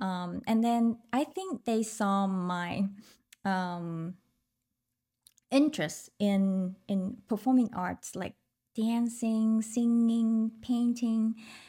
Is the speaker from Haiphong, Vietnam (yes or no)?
no; Ho Chi Minh City, Vietnam; English is a second language; I was born in Saigon and growing up there too.